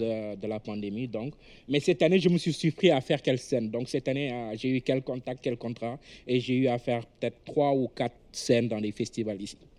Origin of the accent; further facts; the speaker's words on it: Senegal; moved away as an adult; now in Canada; la vie sociale qu'on a chez nous au Sénégal